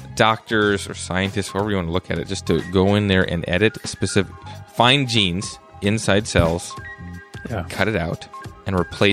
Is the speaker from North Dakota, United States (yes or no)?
yes; North Dakota, United States; born there; I was born in North Dakota in 1985. Serge was born on the other side of the Iron Curtain. Mm-hmm. And I was born in the state with missiles pointed at Russia.